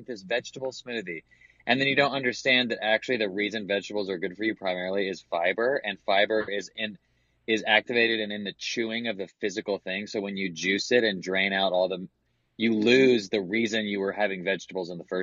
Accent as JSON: {"language": "English", "region": "the South", "country": "United States", "tie": "born or raised there", "said": "growing up in the South, gay, evangelical"}